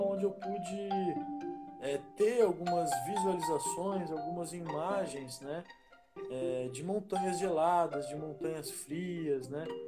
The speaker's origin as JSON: {"language": "Portuguese", "region": "São Paulo", "country": "Brazil", "tie": "born or raised there", "also_born_or_lived": "Campinas", "said": "eu nasci em Campinas, é, vivi em São Paulo a infância, depois voltei a Campinas, né, pra passar à adolescência"}